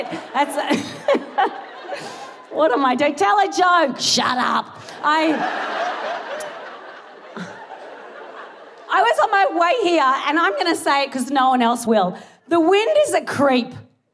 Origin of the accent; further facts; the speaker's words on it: Australia; moved away as an adult; now in United Kingdom; I am Australian